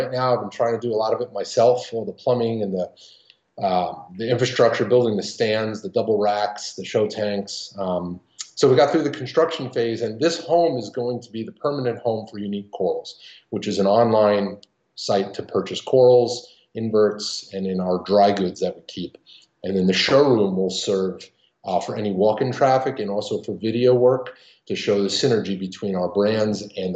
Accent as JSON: {"language": "English", "region": "New York", "country": "United States", "said": "I'm being from New York"}